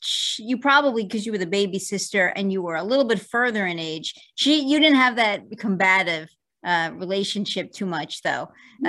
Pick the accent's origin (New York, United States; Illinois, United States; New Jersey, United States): New York, United States; New York City; I'm from Brooklyn as well.